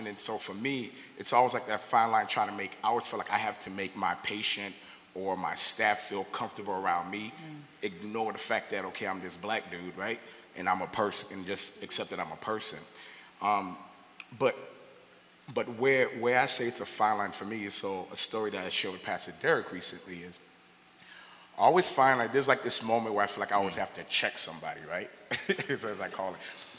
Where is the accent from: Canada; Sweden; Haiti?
Haiti; So I had mentioned before I'm from Haiti